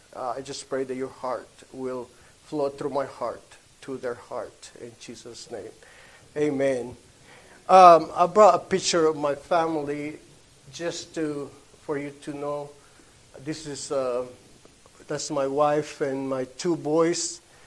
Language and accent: English; Honduras; first language Spanish; English is a second language; moved away; I was born in Honduras.